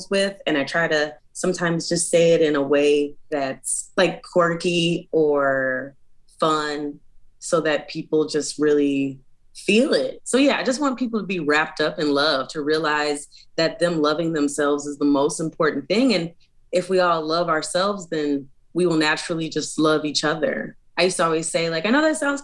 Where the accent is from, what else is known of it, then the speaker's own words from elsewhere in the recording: Chicago, Illinois, United States; now in Portland, United States; I am originally from Chicago, Illinois, but I now live in Portland, Oregon